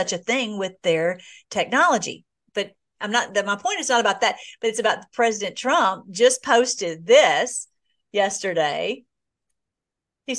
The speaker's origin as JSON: {"language": "English", "country": "United States", "tie": "born or raised there", "said": "I was born in America. I want to stay in America. That's my homeland"}